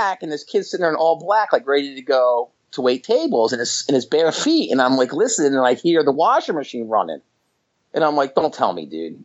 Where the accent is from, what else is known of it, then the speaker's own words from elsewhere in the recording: outside of Atlantic City, New Jersey, United States; I grew up outside of Atlantic City